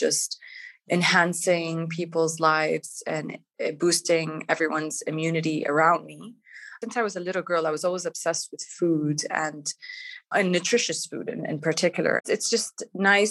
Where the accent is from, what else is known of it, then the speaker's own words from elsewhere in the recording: Canada; moved away as an adult; also born or lived in Palestine (ancestry); now in Dubai, United Arab Emirates; I'm of Palestinian origin. I grew up in Canada with four siblings in the family